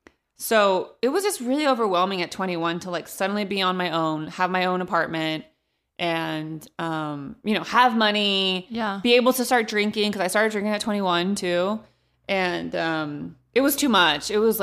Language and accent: English; Modesto, California, United States; even I did a show in my hometown of Modesto at the Gallo Center a couple weeks ago.